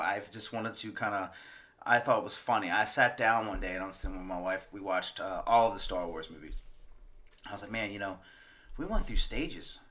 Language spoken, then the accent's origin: English; Maryland, United States; moved away; my birth state, which is Maryland